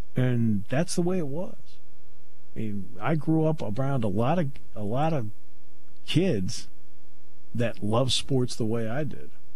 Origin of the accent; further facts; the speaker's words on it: Connecticut, United States; moved away; I grew up in Connecticut